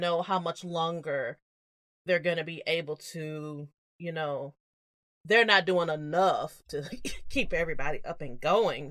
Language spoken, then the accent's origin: English; the South, United States; we grew up in the South